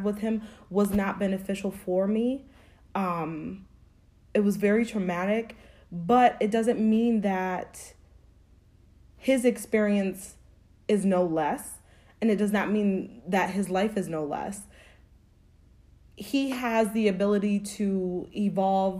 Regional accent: Springfield, Massachusetts, United States; I grew up in Springfield, Massachusetts. I was born and raised there

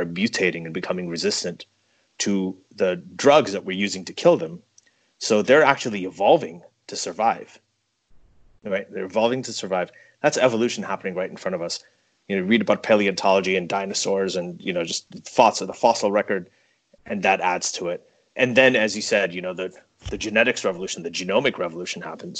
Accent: Saudi Arabia; I grew up in Saudi Arabia

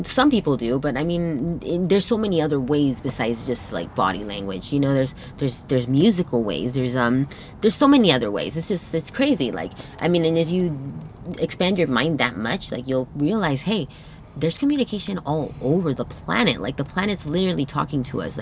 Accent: Torrance, California, United States; first language Spanish; English is a second language; I was born here in Torrance

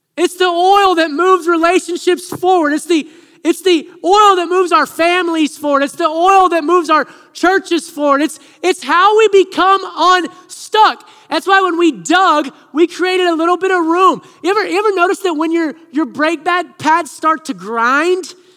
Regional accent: Siloam Springs, Arkansas, United States; moved away; I grew up in Arkansas

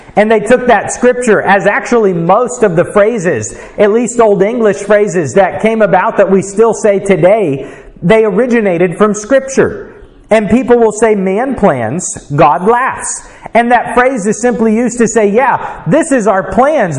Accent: United States; as an American

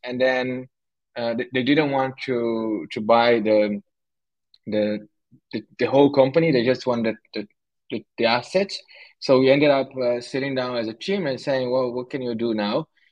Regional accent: São Paulo, Brazil; born or raised there; moved away as an adult; also born or lived in Canada; now in Montreal, Canada

